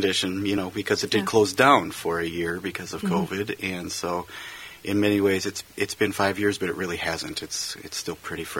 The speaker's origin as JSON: {"language": "English", "town": "North St. Paul", "region": "Minnesota", "country": "United States", "tie": "born or raised there", "also_born_or_lived": "Texas", "moved": "as an adult", "said": "I grew up in North St. Paul, which is where I live today."}